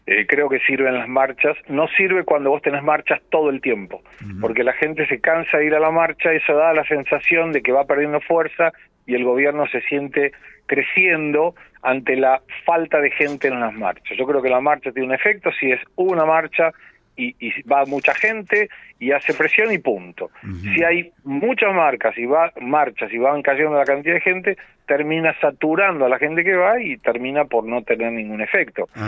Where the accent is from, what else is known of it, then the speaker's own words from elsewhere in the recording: Argentina; now in Brazil; Yo vivo en Brasil, soy argentino, hace 34 años tengo residencia en Brasil, pero cada vez estoy más aquí en Argentina, ahora estoy en Argentina